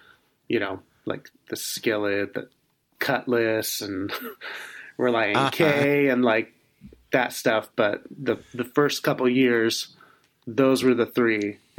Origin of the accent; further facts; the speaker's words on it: Phoenix, Arizona, United States; growing up in Phoenix, Arizona, there were two Christian stations. One was K Love, and one was Air One.